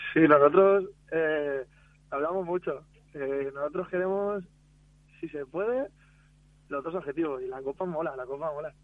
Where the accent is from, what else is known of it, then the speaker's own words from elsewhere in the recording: Picanya, Valencian Community, Spain; yo soy de Picaña, soy de pueblo al lado